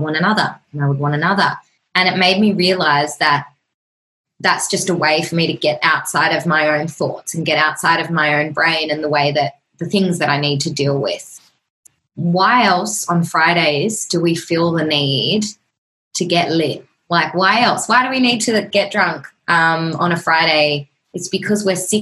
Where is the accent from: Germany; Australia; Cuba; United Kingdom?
Australia; it's just the normal thing to do in Australia. Like, we just drink every weekend. We just love to get drunk and it's our culture